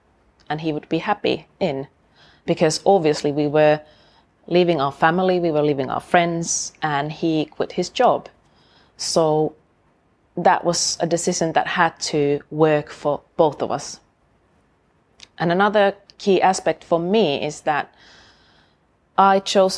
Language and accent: English; Oulu, North Ostrobothnia, Finland; moved away as an adult; now in Sheffield, United Kingdom; I went to study biology at the University of my hometown, Oulu, in Finland